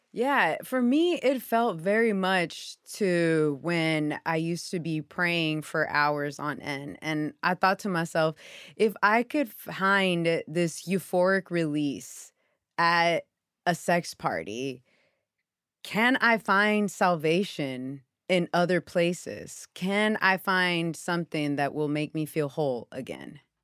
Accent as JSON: {"language": "English", "town": "Houston", "region": "Texas", "country": "United States", "tie": "born or raised there", "said": "my Pentecostal church in Houston, Texas"}